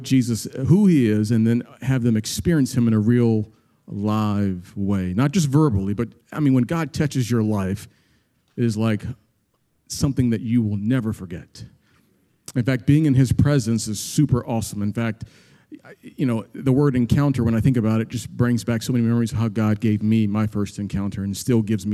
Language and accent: English; Annapolis, Maryland, United States; I'm from Annapolis.